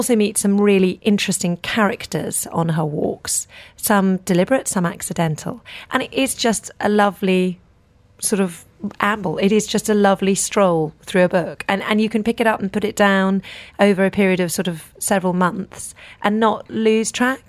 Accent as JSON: {"language": "English", "area": "the English countryside", "region": "England", "country": "United Kingdom", "tie": "born or raised there", "moved": "as an adult", "lives_now": "Dubai, United Arab Emirates", "said": "I live in Dubai and not in where I grew up in the English countryside"}